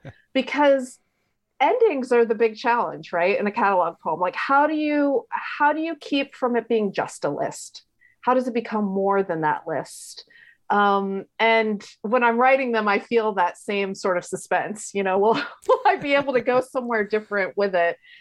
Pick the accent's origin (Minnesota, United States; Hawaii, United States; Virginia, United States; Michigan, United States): Virginia, United States; Richmond; I grew up in Richmond, Virginia